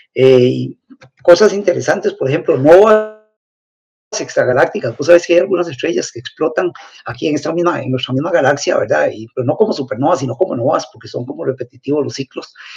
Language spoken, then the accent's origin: Spanish; Turrialba, Cartago, Costa Rica; soy de Turrialba